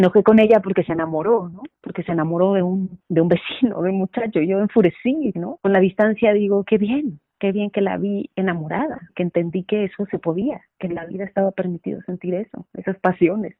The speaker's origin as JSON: {"language": "Spanish", "area": "Santa María la Ribera, Eligio Ancona street", "region": "Mexico City", "country": "Mexico", "tie": "born or raised there", "said": "En Santa María la Rivera, en esa calle, en esa calle estaba la vecindad donde yo crecí, en El Hijo Ancona"}